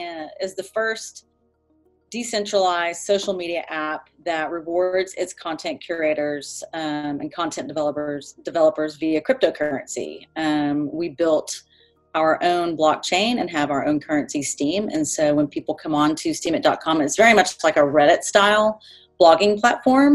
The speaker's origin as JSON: {"language": "English", "region": "Texas", "country": "United States", "tie": "born or raised there", "said": "born and raised in Texas, I've been in Austin for over 20 years"}